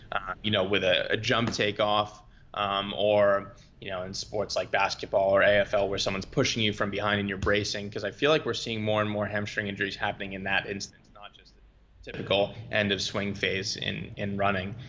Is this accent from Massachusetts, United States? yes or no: yes; Boston, Massachusetts, United States; moved away as an adult; also born or lived in Europe / New Zealand / Florida; I'm from Boston, Massachusetts. Grew up wrestling and playing lacrosse, your typical Northeastern United States niche sports